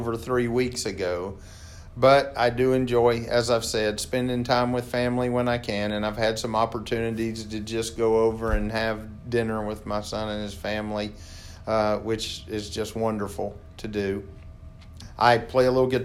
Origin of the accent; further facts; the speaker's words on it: South Carolina, United States; moved away as an adult; also born or lived in Spartanburg, South Carolina; now in Columbus, Georgia, United States; I'm born and raised in South Carolina